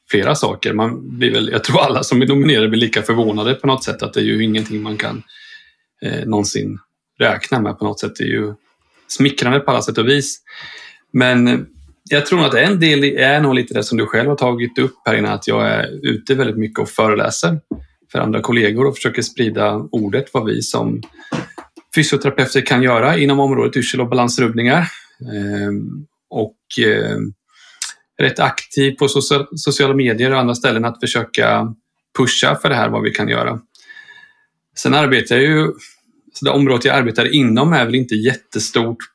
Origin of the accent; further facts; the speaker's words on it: Linköping, Östergötland, Sweden; född och uppvuxen i Linköping och blev kvar i Linköping.